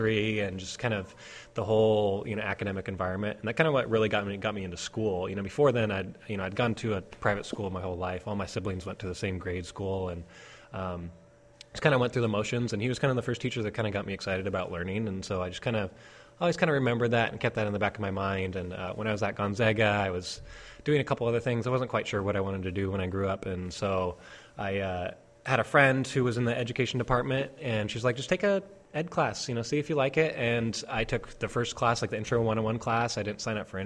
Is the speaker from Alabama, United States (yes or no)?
no; Edmonds, Washington, United States; also born or lived in Spokane, Washington / Thailand; I'm from Edmonds area. I grew up, in the Seattle metropolitan area